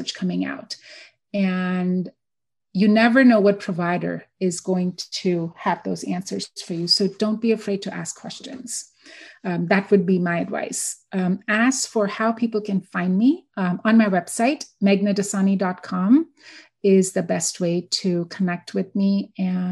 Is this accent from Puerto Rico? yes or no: no; India; now in Houston, United States; So I grew up in India. I'm born and raised in India